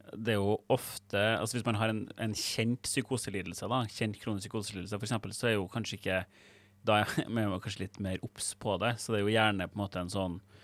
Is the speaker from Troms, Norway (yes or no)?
no; Trøndelag, Norway; Jeg er fra Trøndelag